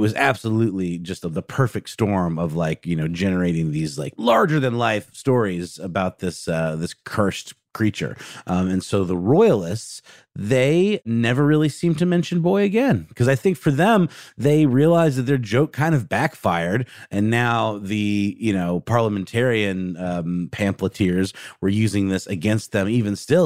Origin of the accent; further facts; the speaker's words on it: Augusta, Georgia, United States; There's a restaurant in my hometown of Augusta, Georgia called Knuckle Sandwiches.